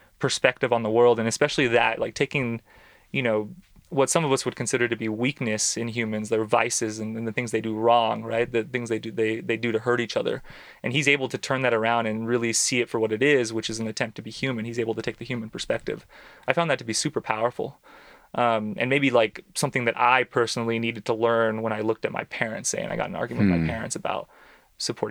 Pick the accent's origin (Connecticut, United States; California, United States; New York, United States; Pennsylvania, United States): California, United States; San Joaquin Valley; I grew up in the San Joaquin Valley, which is in central Southern California